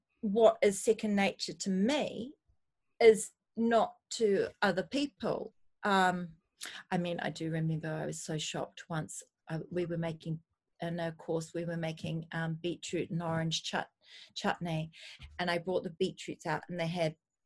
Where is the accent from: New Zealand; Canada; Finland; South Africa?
New Zealand; now in United Kingdom; We're from New Zealand, which is fundamentally a small island, where we were more reliant on seasonal produce